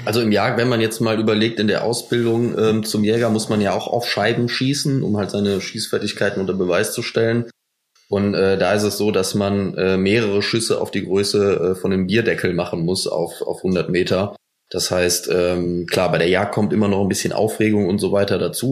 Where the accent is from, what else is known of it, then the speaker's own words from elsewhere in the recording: Cologne, North Rhine-Westphalia, Germany; Wir kommen aus Köln